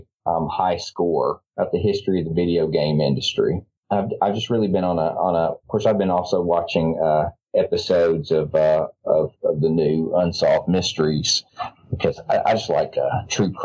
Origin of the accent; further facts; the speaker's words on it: Memphis, Tennessee, United States; moved away; also born or lived in North Mississippi / New Orleans; The Memphis area, North Mississippi, and then I grew up in Memphis mainly. I'm a pastor's kid. I've lived a couple. I just tell people I've lived across the Southeast Conference